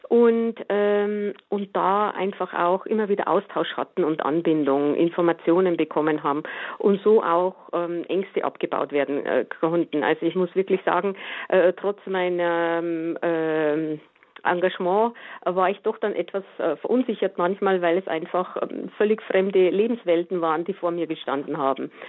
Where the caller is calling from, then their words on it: Ebersberg, Bavaria, Germany; ich bin aus Ebersberg, Hören Sie mich? Ja. Ja, okay. Okay, nicht aus Grevelfing, das ist etwas weiter weg.